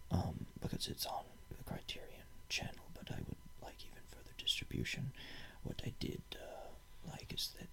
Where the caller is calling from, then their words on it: Berlin, Germany; Yes, this is me. I am broadcasting from Berlin through this.